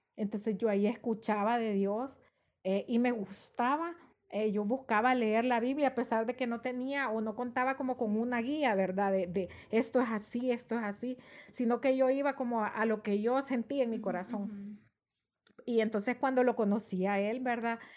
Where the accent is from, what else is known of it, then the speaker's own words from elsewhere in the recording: San Miguel, El Salvador; moved away as an adult; yo soy originaria de San Miguel y yo para esa época vivía allá, estaba estudiando eh, mi último año de bachillerato